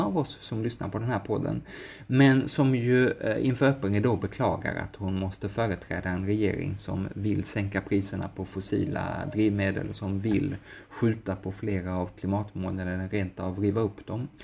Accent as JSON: {"language": "Swedish", "country": "Sweden", "said": "som svensk"}